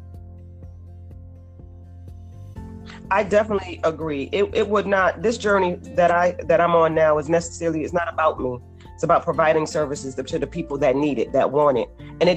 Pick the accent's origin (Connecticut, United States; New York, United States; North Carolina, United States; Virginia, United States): Connecticut, United States; Bridgeport; I grew up in Bridgeport